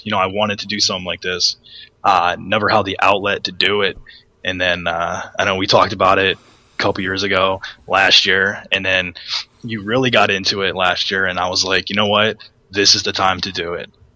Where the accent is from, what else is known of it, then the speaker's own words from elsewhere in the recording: Northeast Ohio, United States; we're from the Northeast Ohio area where high school football